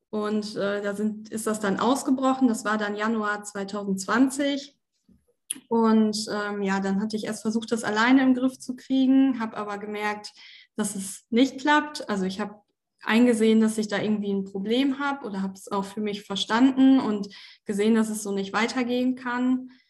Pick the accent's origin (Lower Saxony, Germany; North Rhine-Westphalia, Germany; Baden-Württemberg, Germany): Lower Saxony, Germany; Osnabrück; bin äh, jetzt 26 Jahre alt, komme aus Osnabrück ursprünglich